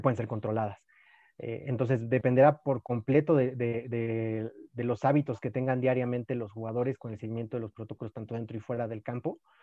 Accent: Mexico; como mexicanos

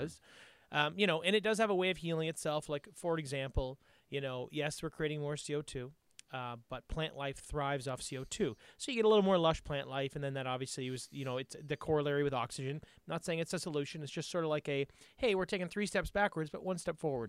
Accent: Canada

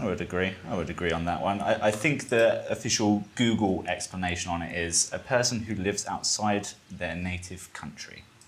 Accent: Brighton, South East England, United Kingdom; now in Valencia, Spain; I'm 24 from Brighton in England and now living in Valencia, Spain

